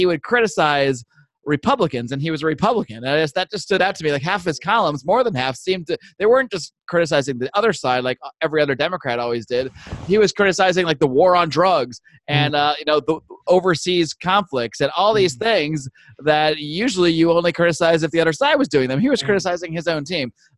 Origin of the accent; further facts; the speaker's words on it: Buffalo, New York, United States; moved away; also born or lived in Connecticut; I grew up on the East Coast of the United States. I grew up in the Buffalo, New York when I was younger, and then I moved to Connecticut